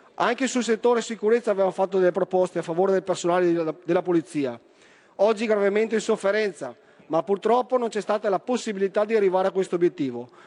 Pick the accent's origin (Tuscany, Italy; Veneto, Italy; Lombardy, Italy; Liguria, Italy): Veneto, Italy; Da Veneto